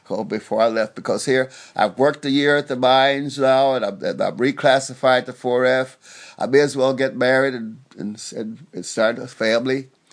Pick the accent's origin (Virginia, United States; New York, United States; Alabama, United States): Alabama, United States; Dayton; I grew up in Alabama, the little place called, well, I was born in Dayton, Alabama